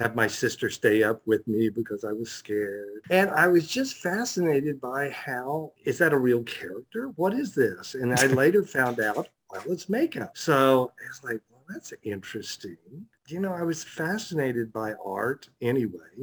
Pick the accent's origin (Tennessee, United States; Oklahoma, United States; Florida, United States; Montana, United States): Oklahoma, United States; Atoka; I was from Atoka, Oklahoma